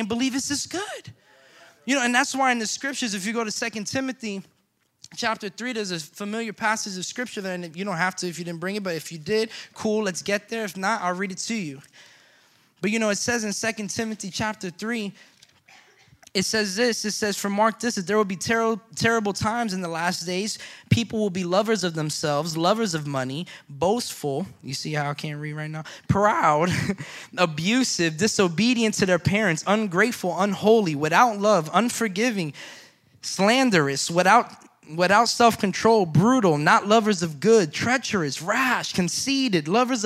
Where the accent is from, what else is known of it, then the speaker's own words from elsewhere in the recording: Florida, United States; I'm from Florida